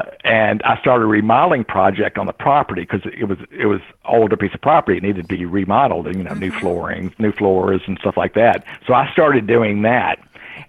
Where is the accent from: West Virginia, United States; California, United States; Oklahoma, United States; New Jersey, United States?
West Virginia, United States; Greenville; the property I grew up in Greenville, West Virginia. There's Indian Creek up there